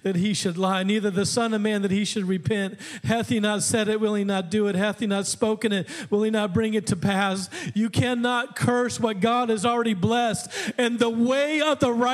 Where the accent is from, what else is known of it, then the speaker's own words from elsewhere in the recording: Alaska, United States; I grew up in Alaska